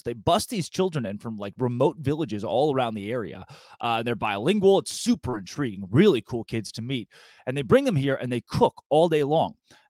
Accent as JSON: {"language": "English", "region": "Arkansas", "country": "United States", "said": "What they didn't know is that I'm from Arkansas and my father was like a delicacy."}